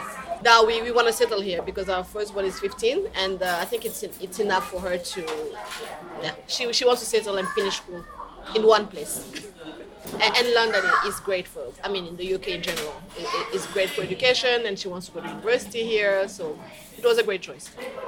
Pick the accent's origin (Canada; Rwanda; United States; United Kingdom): Rwanda; also born or lived in Kinshasa; I'm originally from Rwanda. I'm actually Rwandan.